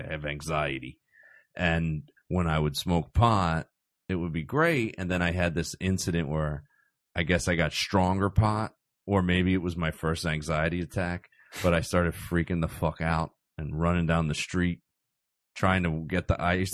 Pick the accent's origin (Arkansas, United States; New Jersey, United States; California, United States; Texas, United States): New Jersey, United States; Cherry Hill; I grew up in South Jersey